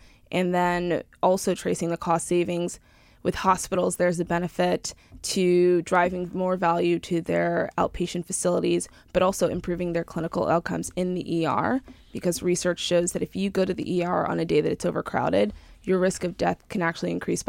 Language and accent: English; Huntington, New York, United States; Long Island, New York. So from Huntington, Huntington Fire Station.